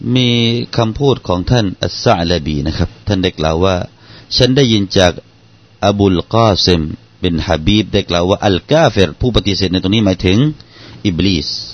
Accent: Southern Thailand, Thailand; accent: Southern Thai; บ้านเราภาษาบ้านเรา อย่างเช่นนะครับ ผมยกตัวอย่างเป็นภาษาใต้ให้ฟัง

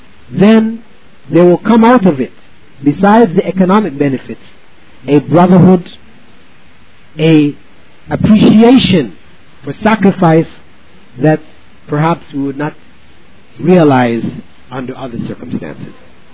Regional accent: Belize; in the sense that I am from Belize and I'm trying to get everybody to come back with me to Belize, because I'm not.

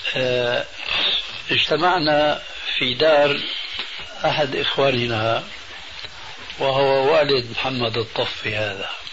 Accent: Damascus, Damascus Governorate, Syria; عندنا في دمشق الشام

